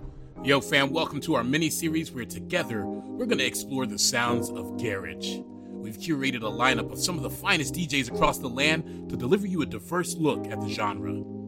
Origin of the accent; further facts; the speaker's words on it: Miami, Florida, United States; in my hometown of Miami.